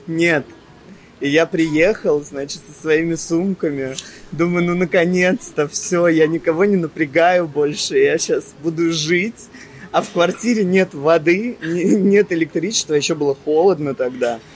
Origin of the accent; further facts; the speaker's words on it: Russia; moved away as an adult; also born or lived in Germany; now in Cyprus; Я планировал уезжать из России